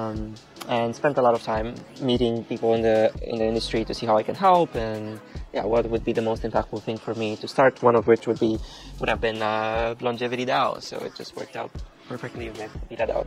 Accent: Romania; I'm from Romania

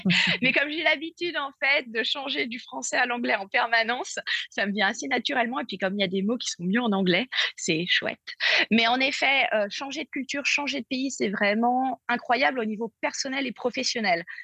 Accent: Paris, Île-de-France, France; moved away as an adult; also born or lived in New York; je suis française obviously, comme on dit. Mm. voilà, euh, donc je suis parisienne

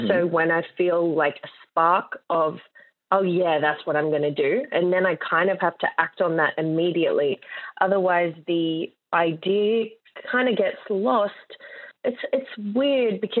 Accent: Sydney, New South Wales, Australia; I am a digital artist from Western Sydney

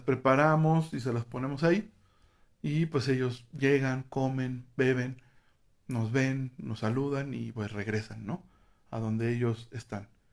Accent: Mexico; aquí en México

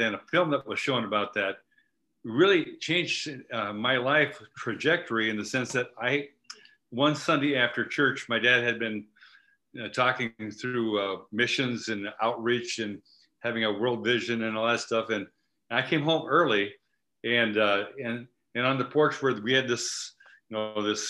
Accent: Midwest, United States; I grew up in the Midwest, and my dad was a pastor and a teacher.

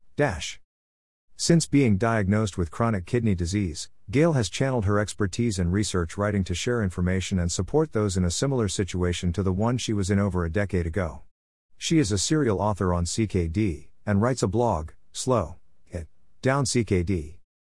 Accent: New York, United States; moved away; I'm originally from New York

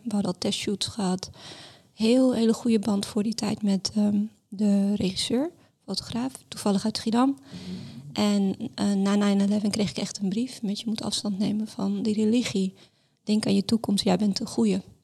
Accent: Amsterdam, North Holland, Netherlands; also born or lived in Larache, Morocco / Mascara, Algeria; now in Rotterdam, Netherlands; ik ben getogen in Amsterdam, ik ben geboren in Laresh in Marokko

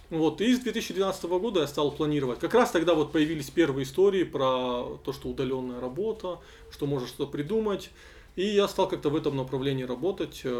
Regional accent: North Ossetia–Alania, Russia; если мы выросли и родились в Осетии, то тут социализоваться это вообще одна из главных идей.

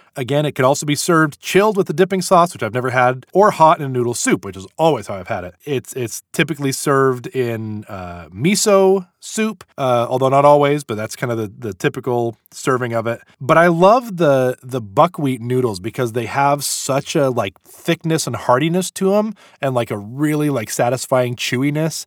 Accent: United States; We're American

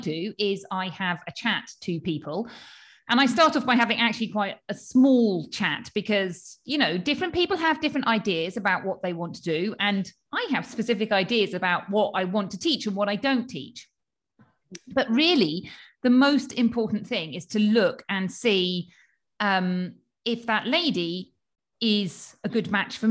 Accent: United Kingdom; accent: UK; moved away as an adult; now in Spain; I trained in the UK, as you can probably tell from my accent

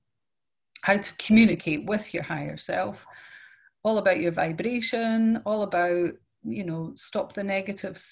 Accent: Scotland, United Kingdom; now in Netherlands; I'm from Scotland, but I live in Holland

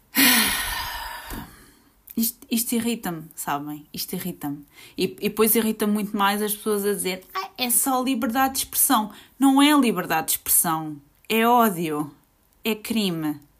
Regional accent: Portugal; eu sou portuguesa, fui nascida e criada aqui

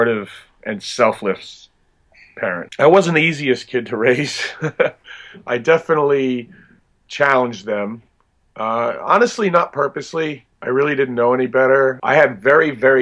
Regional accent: New Jersey, United States; growing up in New Jersey, where I grew up

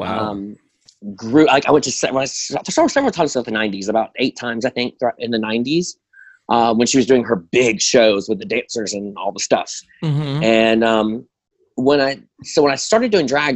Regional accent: Birmingham, Alabama, United States; moved away as an adult; also born or lived in Nashville, Tennessee / Orlando, Florida; I'm originally from Birmingham, Alabama. I moved to Nashville in 2013 and lived there for 4 years. I moved to Orlando, lived in Florida for a year, and I'm back home in Birmingham

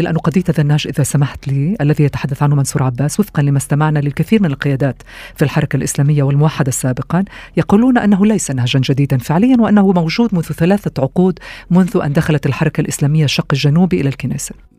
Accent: Israel

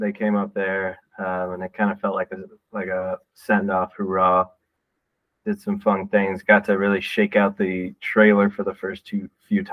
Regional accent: Texas, United States; also born or lived in Michigan; now in Denver, United States; I'm from Texas, so I didn't know anything about the North before I moved up there

